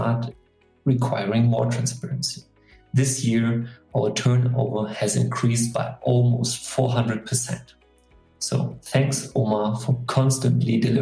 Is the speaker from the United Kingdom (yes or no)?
no; Germany; I'm a forester from Germany